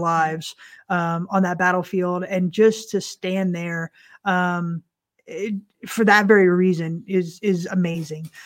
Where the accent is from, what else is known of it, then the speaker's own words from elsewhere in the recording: Central Florida, United States; we're from Central Florida